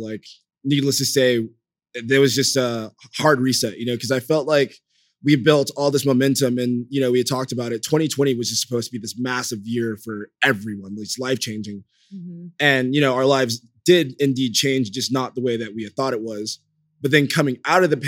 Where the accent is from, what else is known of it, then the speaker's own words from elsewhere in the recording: Los Angeles, California, United States; LA, my hometown